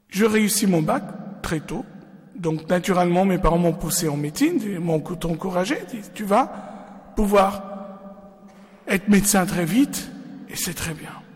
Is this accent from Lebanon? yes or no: yes; Lebanon; moved away; je suis né au Liban